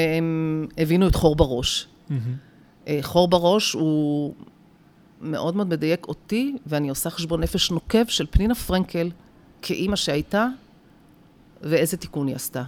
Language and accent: Hebrew; Rehovot, Central District, Israel; born or raised there